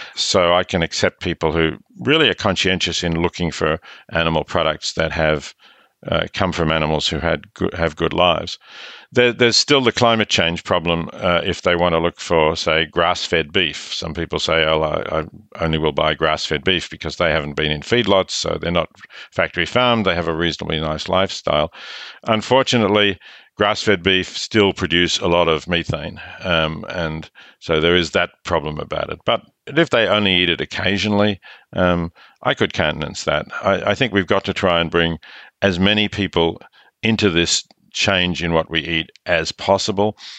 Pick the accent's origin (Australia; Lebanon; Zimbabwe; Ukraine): Australia; accent: Australian; I'm Australian, as your listeners can hear